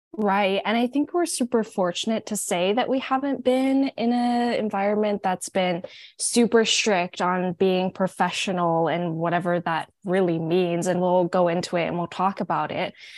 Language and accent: English; Hawaii, United States; now in Oregon, United States; I'm from Hawaii